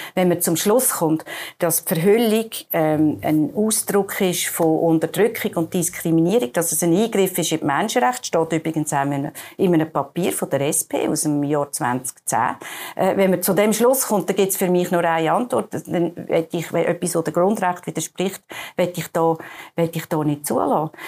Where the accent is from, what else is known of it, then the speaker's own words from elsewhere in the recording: Baden, Aargau, Switzerland; bei uns in Baden